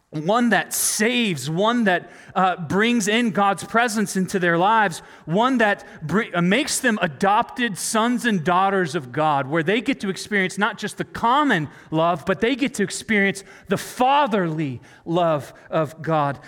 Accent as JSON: {"language": "English", "region": "North Carolina", "country": "United States", "tie": "born or raised there", "said": "I grew up in North Carolina"}